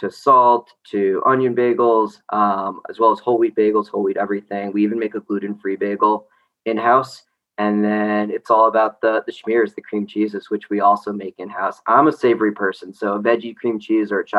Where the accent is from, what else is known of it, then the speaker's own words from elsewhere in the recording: New York, United States; moved away as an adult; also born or lived in Chicago; now in Chapel Hill, United States; I'm originally from New York, so grew up eating bagels every single day